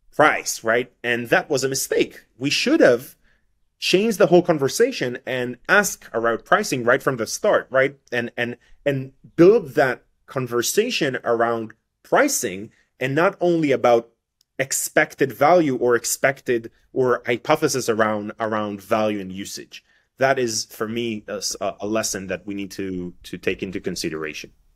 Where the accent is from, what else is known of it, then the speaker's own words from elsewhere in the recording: Israel; first language Hebrew; English is a second language; I'm I'm coming from Israel. My my my mother's tongue uh, language is not English, is is is Hebrew.